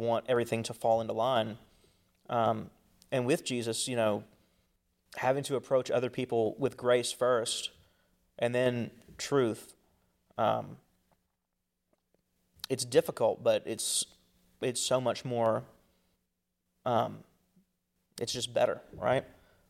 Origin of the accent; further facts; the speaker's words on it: the Bible Belt, United States; growing up in the Bible Belt, if you want to call it, this place of cultural Christianity